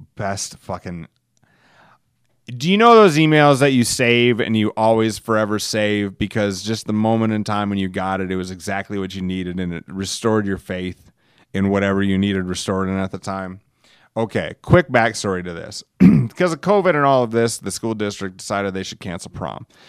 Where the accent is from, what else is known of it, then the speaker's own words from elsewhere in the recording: Alcester, United States; my hometown of Elsister, home of seven hundred and fifty friendly people